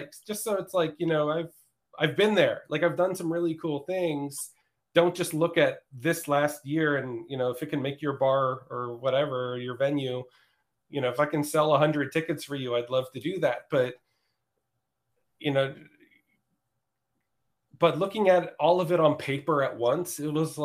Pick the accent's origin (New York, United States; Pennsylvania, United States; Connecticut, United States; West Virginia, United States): Pennsylvania, United States; just outside of Philadelphia; now in Austin, United States; I'm not going back to, you know, just outside of Philadelphia